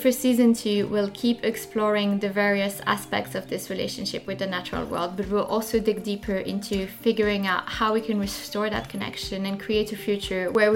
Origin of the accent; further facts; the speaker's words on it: French-speaking Switzerland, Romandy, Switzerland; now in London, United Kingdom; I grew up in the French part of Switzerland, so that's where the accent is coming from.